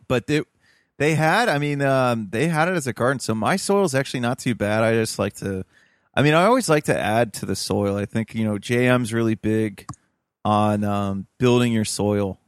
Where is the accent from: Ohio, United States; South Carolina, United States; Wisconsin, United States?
Ohio, United States; Toledo; moved away; I'm from Toledo, Ohio originally